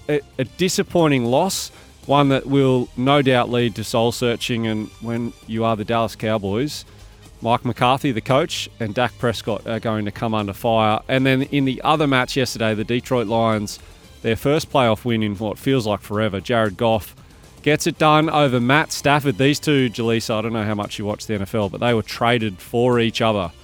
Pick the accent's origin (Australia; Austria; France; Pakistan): Australia; Bathurst, New South Wales; now in Sydney, Australia; I grew up in Bathurst, and, uh, when I finished school when I was seventeen years old, I moved to Sydney.